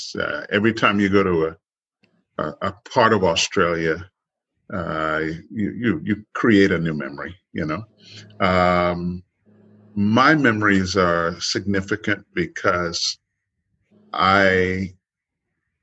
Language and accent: English; Trinidad & Tobago; moved away; I grew up in the Caribbean